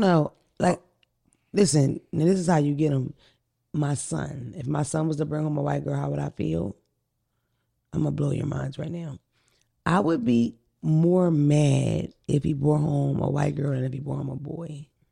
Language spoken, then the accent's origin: English; Philadelphia, Pennsylvania, United States; I'm from North Philly, from the wet block